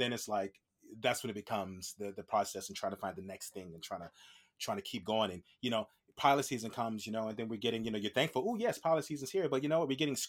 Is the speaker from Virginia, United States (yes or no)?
yes; Virginia, United States; I'm done. I'm ready to go home. My hometown in Virginia.